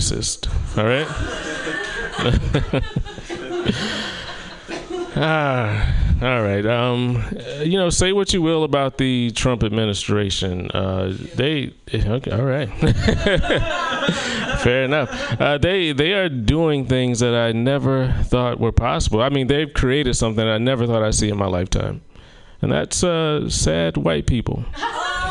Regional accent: South Carolina, United States; moved away; my hometown of South Carolina

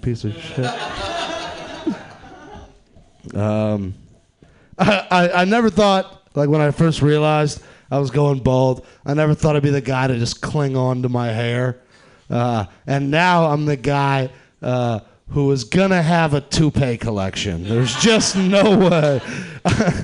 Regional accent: Atlanta, Georgia, United States; I'm from the South. I'm from Atlanta, Georgia.

